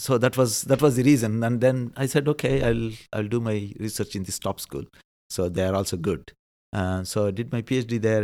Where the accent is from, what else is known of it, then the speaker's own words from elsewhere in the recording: India; moved away as an adult; now in Netherlands; being an Indian, it also helps because we believe in rebirth